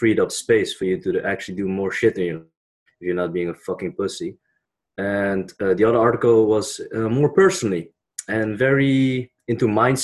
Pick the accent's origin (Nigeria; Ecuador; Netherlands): Netherlands; I was born in the Netherlands